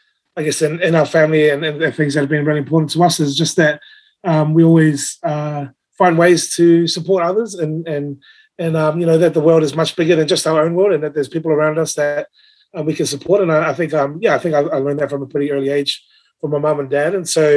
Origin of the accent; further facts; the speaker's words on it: New Zealand; I'm a Samoan, but born and raised in New Zealand.